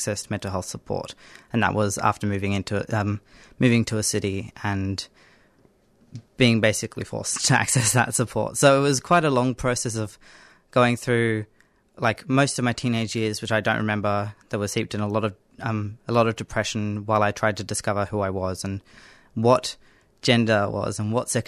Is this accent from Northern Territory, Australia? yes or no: yes; Northern Territory, Australia; I grew up in the Northern Territory